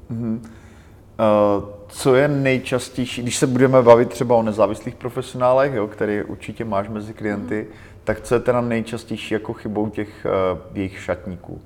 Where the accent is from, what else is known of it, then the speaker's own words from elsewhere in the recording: Czechia; my jako Češi